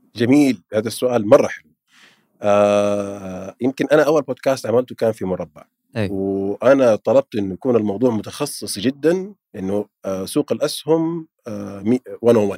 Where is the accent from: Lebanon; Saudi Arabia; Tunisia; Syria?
Saudi Arabia; عندنا في السعودية